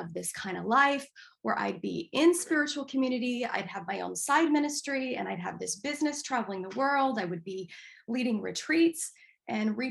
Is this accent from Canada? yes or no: no; Denver, Colorado, United States; moved away as an adult; now in Seattle, United States; Dr. Roger Teal, who I grew up with in Mile High Church in Denver.